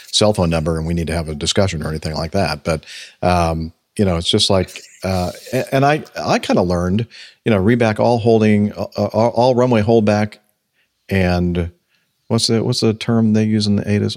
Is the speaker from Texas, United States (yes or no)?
no; California, United States; where I grew up in California